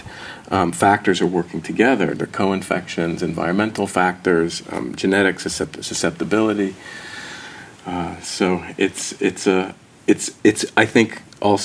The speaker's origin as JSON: {"language": "English", "region": "New Jersey", "country": "United States", "tie": "born or raised there", "said": "I grew up in New Jersey"}